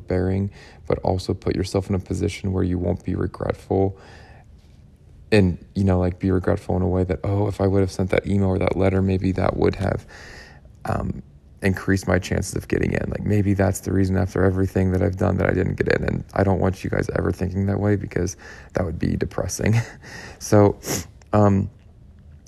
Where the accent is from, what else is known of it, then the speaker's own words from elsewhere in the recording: Pittsburgh, Pennsylvania, United States; I'm from Pittsburgh